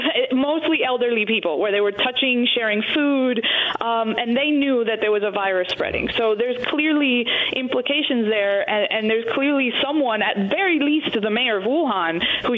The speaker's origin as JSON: {"language": "English", "country": "United States", "said": "as an American citizen"}